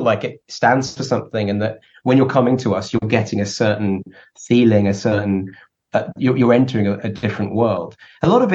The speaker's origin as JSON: {"language": "English", "region": "England", "country": "United Kingdom", "said": "we're an English band"}